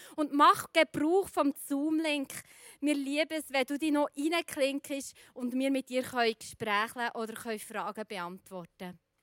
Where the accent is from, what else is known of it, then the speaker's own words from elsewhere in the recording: Switzerland; bei uns in der Schweiz